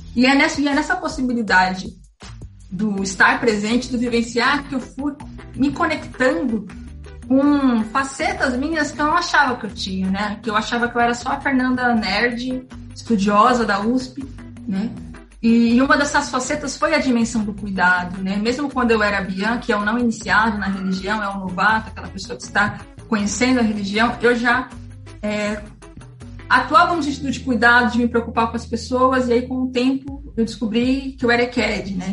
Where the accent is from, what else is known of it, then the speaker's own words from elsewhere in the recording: São Paulo, Brazil; sou da periferia de São Paulo, da Zona Leste